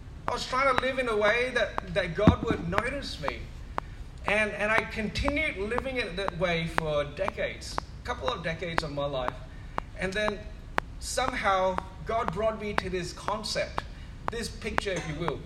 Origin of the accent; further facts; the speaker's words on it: Singapore; now in Perth, Australia; I went to a church growing up in Singapore, a Methodist church